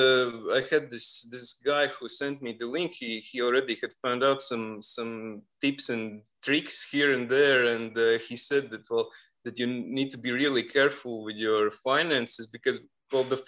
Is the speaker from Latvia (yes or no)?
yes; Riga, Latvia; I'm from Riga, Latvia.